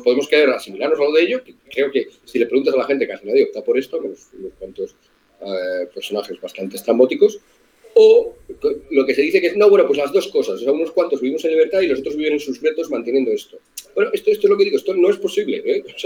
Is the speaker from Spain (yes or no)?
yes; Spain; como españoles